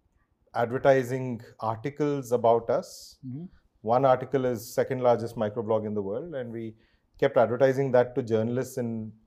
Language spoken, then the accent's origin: English; Bangalore, Karnataka, India; I'm from Bangalore. I'm a Kannadiga.